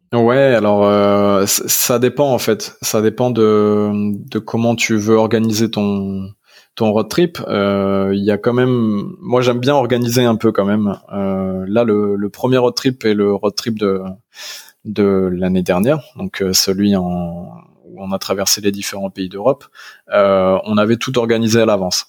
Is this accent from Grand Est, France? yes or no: no; Arras, Hauts-de-France, France; now in Paris region, France; je suis originaire du Nord-Pas-de-Calais. Je suis né à Arras, une petite ville du 62